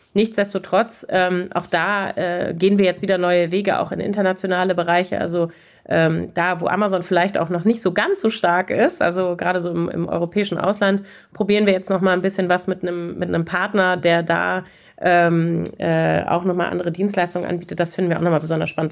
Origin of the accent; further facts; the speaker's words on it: Germany; als Deutsche